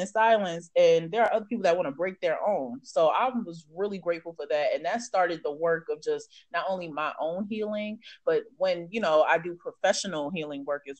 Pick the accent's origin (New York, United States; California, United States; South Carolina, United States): New York, United States; moved away as an adult; now in Nashville, United States; growing up in New York.